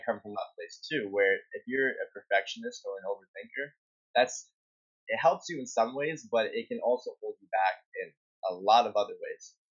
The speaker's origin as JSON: {"language": "English", "country": "Canada", "said": "I'm from Canada"}